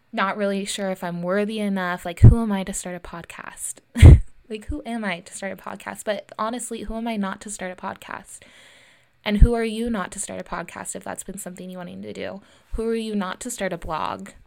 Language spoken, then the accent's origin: English; Lincoln, California, United States; also born or lived in Santa Cruz, California; I grew up in Lincoln, California, uh, and I went to Lincoln High School